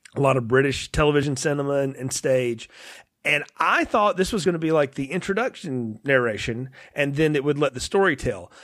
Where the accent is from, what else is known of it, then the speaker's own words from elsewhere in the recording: United States; I grew up in America